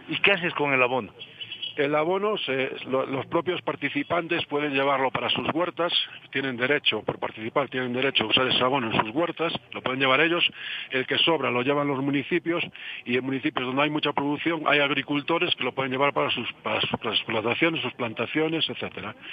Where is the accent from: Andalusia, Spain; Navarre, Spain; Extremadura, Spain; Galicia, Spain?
Galicia, Spain; yo soy de Montevera, de Galicia